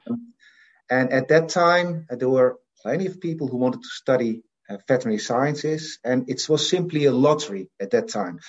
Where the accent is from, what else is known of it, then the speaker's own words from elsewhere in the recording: Assen, Drenthe, Netherlands; also born or lived in Friesland; I was born in the Netherlands. Yeah, I was born in uh, in a town called Assen, which is the capital of a province called Drenthe.